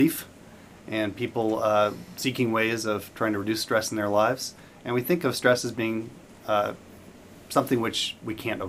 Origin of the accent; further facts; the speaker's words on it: Tempe, Arizona, United States; I grew up in Tempe, Arizona